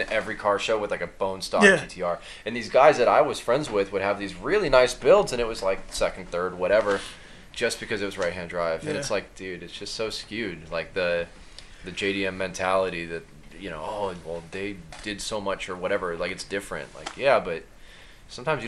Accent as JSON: {"language": "English", "region": "Michigan", "country": "United States", "tie": "born or raised there", "also_born_or_lived": "Baltimore", "moved": "as an adult", "lives_now": "Japan", "said": "I grew up in Michigan"}